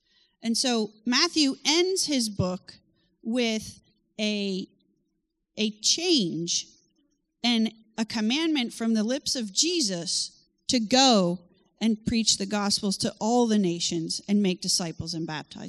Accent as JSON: {"language": "English", "country": "France", "tie": "born or raised there", "said": "I grew up in France. And my parents still live there"}